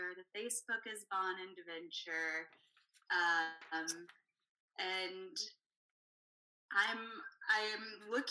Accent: Savannah, Georgia, United States; moved away as an adult; also born or lived in Texas; I grew up in Savannah, Georgia, and I left for a long time, but it was always calling me back

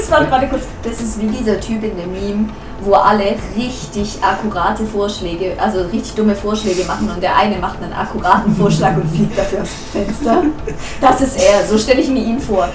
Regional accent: Germany; wir als Deutsche

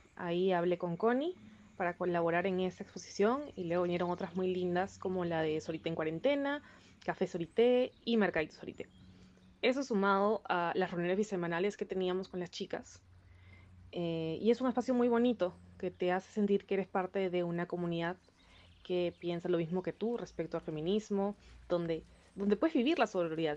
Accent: Peru; soy peruana

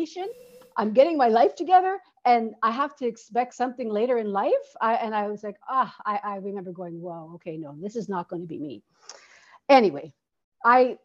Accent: Canada; moved away as an adult; also born or lived in Toronto, Canada; now in Santiago, Chile; I'm Canadian, and I'm currently living in Santiago, Chile

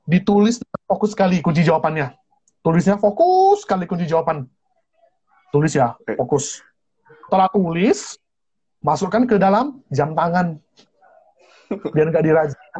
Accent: Pematang Siantar, North Sumatra, Indonesia; Saya ini dari kota Pematang Siantar, lulusan SMA Metodis. Mana tahu ada teman-teman dari sekolah Metodis Pematang Siantar, boleh hello-hello juga ya.

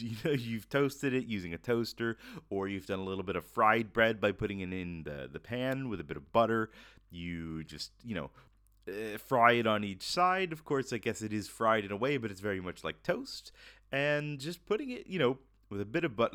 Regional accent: Florida, United States; moved away; I'm originally from Florida

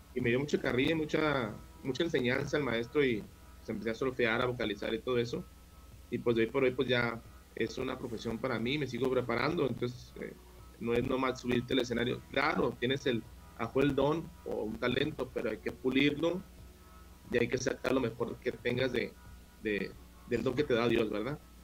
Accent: Ciudad Juárez, Chihuahua, Mexico; also born or lived in El Paso, Texas; aquí me quedé toda mi vida, nomás nací en El Paso, Texas este, por cosas de, familia, pero siempre viví pues desde, el primer día que salí del hospital aquí en, Ciudad Juárez, Chihuahua

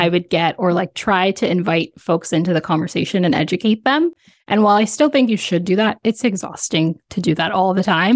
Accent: Ontario, Canada; born and raised in, in Ontario, Canada

